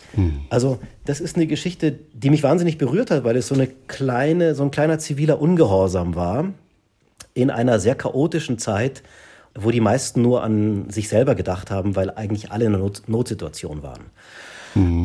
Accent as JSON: {"language": "German", "country": "Germany", "also_born_or_lived": "Munich", "said": "wir als Deutsche"}